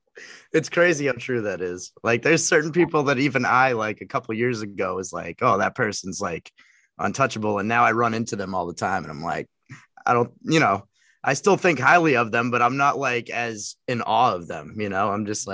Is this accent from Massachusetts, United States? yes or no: yes; Hingham, Massachusetts, United States; I am from the South Shore. I'm not from Boston. I'm from Hingham, Massachusetts.